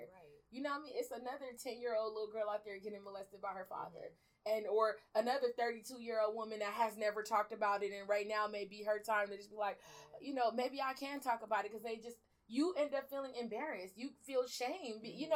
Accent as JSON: {"language": "English", "country": "Belize", "said": "like I told you earlier, I'm originally from Belize. So at the, I just got my citizenship last year"}